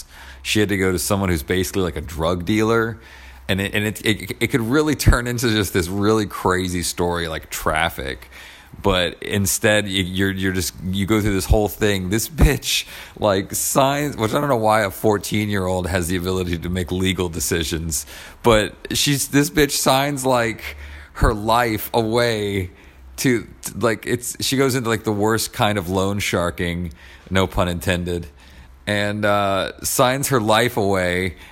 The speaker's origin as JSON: {"language": "English", "town": "Atlanta", "region": "Georgia", "country": "United States", "also_born_or_lived": "New York City / Los Angeles", "moved": "yes", "said": "I'm originally from Atlanta"}